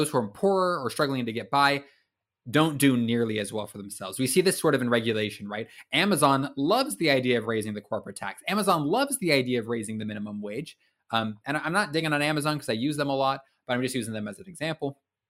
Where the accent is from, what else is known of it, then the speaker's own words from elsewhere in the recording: Vancouver, Washington, United States; I hail from Washington State, a city called Vancouver. Great part of the country, by the way.